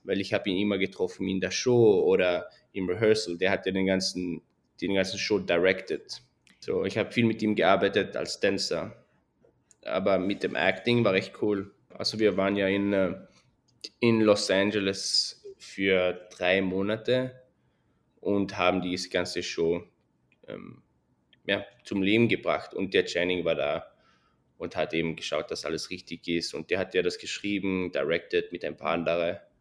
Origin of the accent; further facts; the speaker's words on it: Switzerland; moved away as an adult; also born or lived in London, United Kingdom; now in Las Vegas, United States; ich bin in der Schweiz aufgewachsen